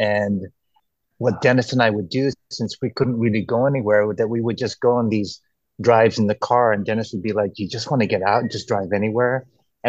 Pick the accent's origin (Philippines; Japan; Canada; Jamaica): Philippines; moved away; being Filipino, coming from the Philippines